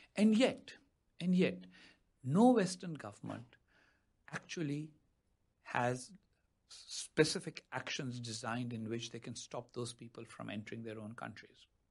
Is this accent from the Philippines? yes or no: no; Pakistan; moved away as an adult; now in United States; I wasn't a good Pakistani official in my time as a Pakistani official because I didn't always stick to official talking points, which is why now I live in the United States in exile